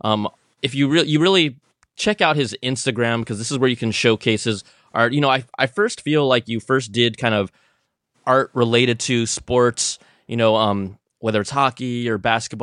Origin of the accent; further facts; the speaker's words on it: San Francisco Bay Area, California, United States; I'm from the Bay.